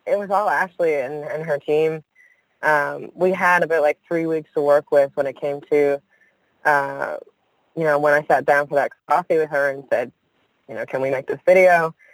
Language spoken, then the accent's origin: English; Newfoundland and Labrador, Canada; I'm from Newfoundland